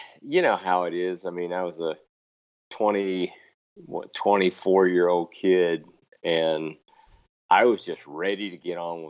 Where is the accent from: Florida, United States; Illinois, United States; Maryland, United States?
Florida, United States; moved away as an adult; also born or lived in Alabama; now in Idaho, United States; I grew up in Florida